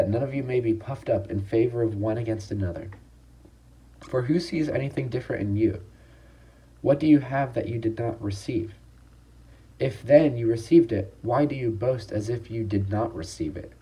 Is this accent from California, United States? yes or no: yes; Long Beach, California, United States; I'm a sophomore from Long Beach, California